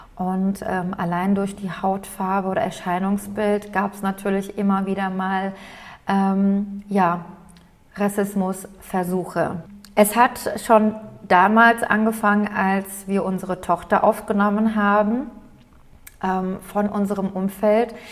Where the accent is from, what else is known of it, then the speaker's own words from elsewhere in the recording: Aydın, Turkey; now in Germany; Heimat ist für mich Eiden